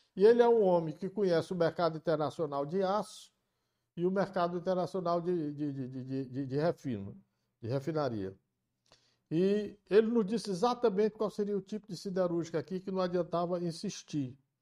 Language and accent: Portuguese; Camocim, Ceará, Brazil; moved away; eu sou filho de Camucim